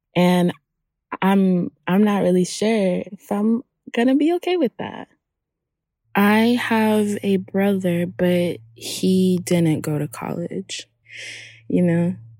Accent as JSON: {"language": "English", "town": "Hollywood", "region": "Florida", "country": "United States", "tie": "born or raised there", "also_born_or_lived": "Haiti", "said": "I'm from Haiti. And I grew up in Hollywood, Florida."}